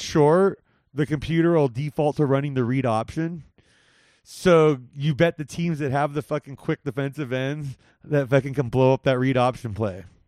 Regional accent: Whittier, California, United States; La Mirada High School, which is close to where I grew up in Whittier

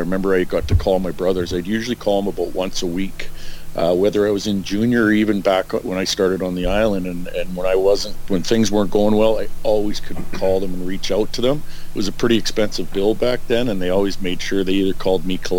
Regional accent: Edmonton, Alberta, Canada; he played for the Oilers as I grew up in Edmonton, and my brothers were, you know, obviously they're kind of my heroes

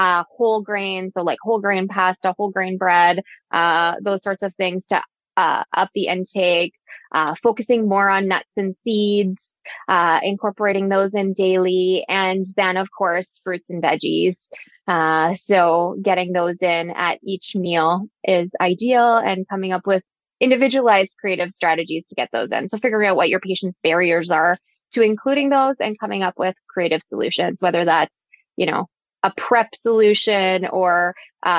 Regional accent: Alberta, Canada; I'm from Alberta

